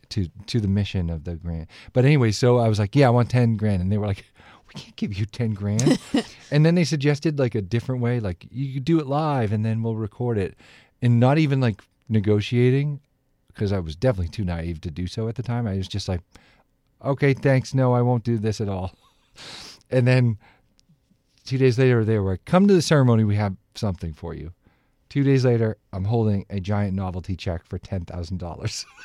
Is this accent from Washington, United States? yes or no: no; Dedham, Massachusetts, United States; Dedham is a, a place, a nice place to grow up. I loved growing up there.